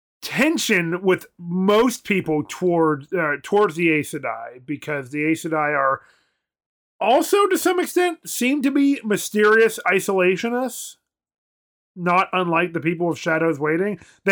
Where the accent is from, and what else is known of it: United States